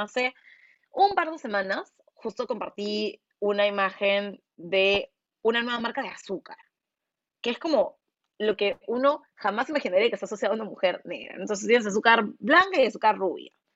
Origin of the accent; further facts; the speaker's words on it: Peru; han pensado que soy cualquier cosa menos una persona peruana, porque no se imaginan que hay afrodescendientes en el Perú